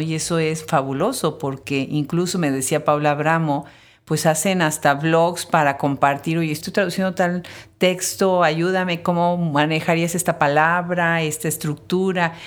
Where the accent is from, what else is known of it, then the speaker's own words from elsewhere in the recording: Mexico; nosotros los mexicanos, los que nacimos en México